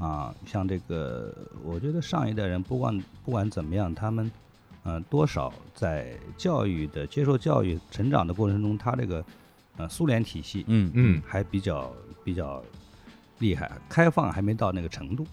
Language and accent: Chinese; Guiyang, Guizhou, China; moved away; also born or lived in Wuhan; 我们小时候在贵阳